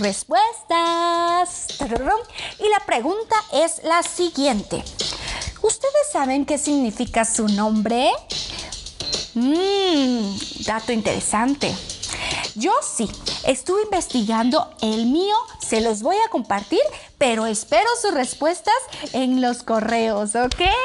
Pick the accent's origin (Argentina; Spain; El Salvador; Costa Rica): Costa Rica; now in Mexico City, Mexico; Yo estoy desde la Ciudad de México porque aquí vivo actualmente, pero también represento a Costa Rica porque es el país donde yo nací